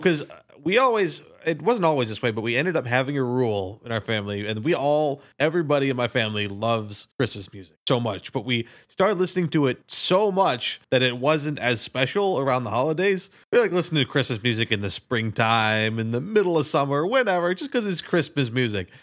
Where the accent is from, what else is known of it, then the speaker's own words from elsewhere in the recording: Minnesota, United States; we're from Minnesota, so we call it supper